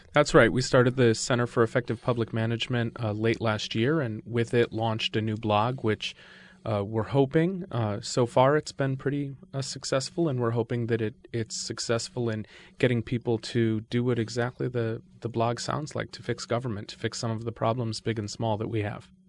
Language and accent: English; Connecticut, United States; I grew up in Connecticut.